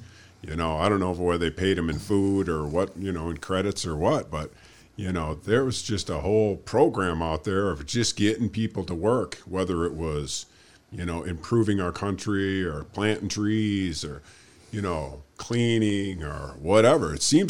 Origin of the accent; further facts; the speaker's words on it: Michigan, United States; moved away; growing up in Michigan, there's a lot of woods up in there